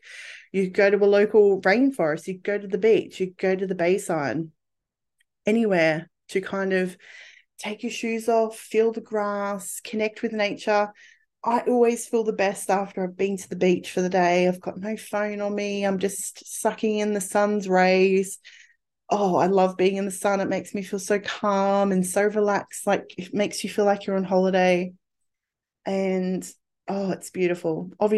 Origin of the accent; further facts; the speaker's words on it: England, United Kingdom; born there; I was born in spring in England.